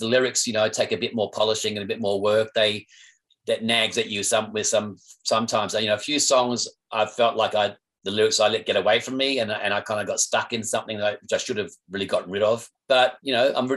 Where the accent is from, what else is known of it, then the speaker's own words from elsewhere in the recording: Perth, Western Australia, Australia; growing up in Perth